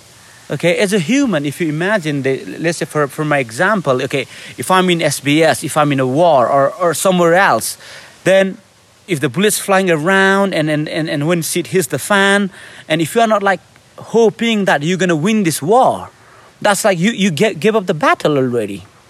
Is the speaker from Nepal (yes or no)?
yes; Nepal; English is a second language; I'm from Nepal, I'm brown, and I'm going on this selection.